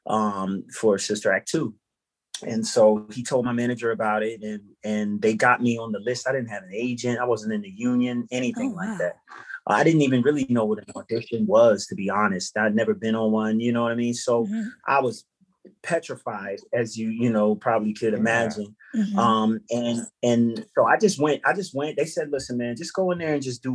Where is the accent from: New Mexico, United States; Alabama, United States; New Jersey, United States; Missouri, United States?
New Jersey, United States; Willingboro; I grew up in Willingboro, New Jersey